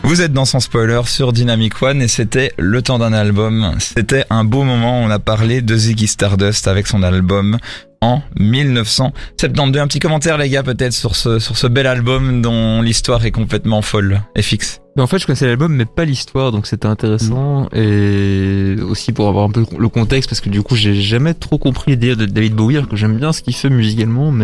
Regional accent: France; je suis français

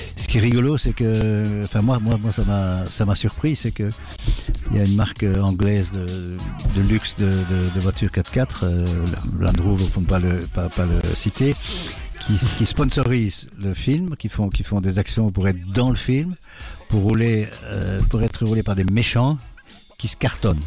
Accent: Brussels, Brussels-Capital Region, Belgium; Je suis euh, bruxellois

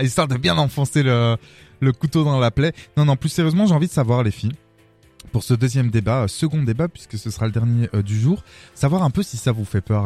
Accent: Arlon, Wallonia, Belgium; moi je viens d'Arlon

